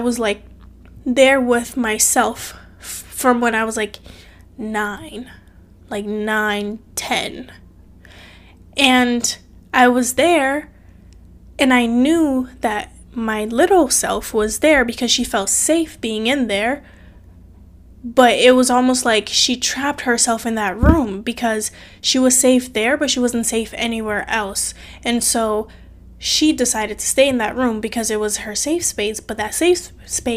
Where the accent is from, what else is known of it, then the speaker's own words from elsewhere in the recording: Cape Verde; now in United States; I'm from a different country. I'm from Cape Verde, small country made up of 10 islands on the west coast of Africa. And so my mom moved from Cape Verde to America when I was 8. And because she moved, I had to live with my aunt and uncle